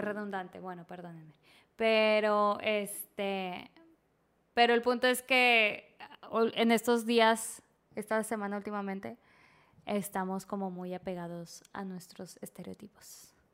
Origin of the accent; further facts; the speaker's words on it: Monterrey, Nuevo León, Mexico; nosotros somos de Monterrey